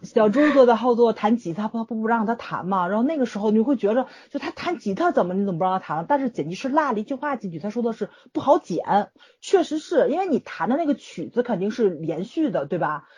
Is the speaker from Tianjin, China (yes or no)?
yes; Tianjin, China; 我是天津人嘛